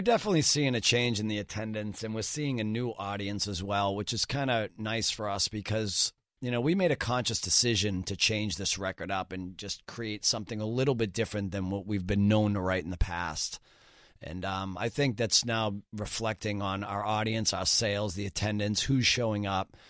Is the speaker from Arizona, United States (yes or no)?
no; Boston, Massachusetts, United States; born and raised in Boston my entire life.